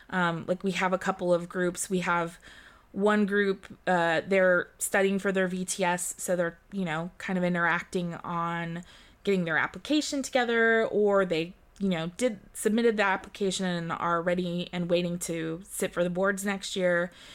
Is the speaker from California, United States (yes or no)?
yes; California, United States; also born or lived in Germany; So I was born in Germany and then I moved here when I was 4 years old and here being California.